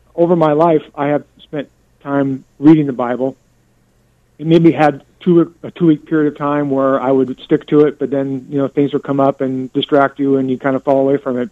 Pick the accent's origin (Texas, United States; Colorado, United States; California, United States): California, United States; now in West Des Moines, United States; I'm born and raised in California